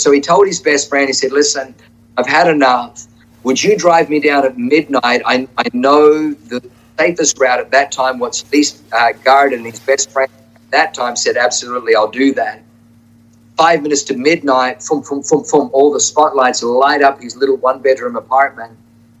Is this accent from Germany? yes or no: yes; Germany; born there; Where I was born in the West, it was the East and the West.